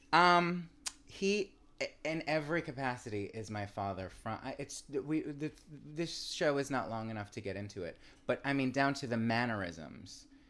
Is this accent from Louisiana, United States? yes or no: no; New York, United States; from New York, where my father's from, and I'm a New Yorker, too.